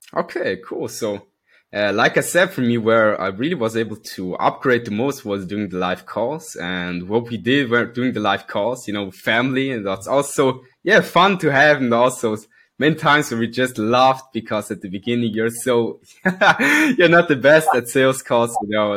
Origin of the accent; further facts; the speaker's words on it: Switzerland; I come from Switzerland. Born and raised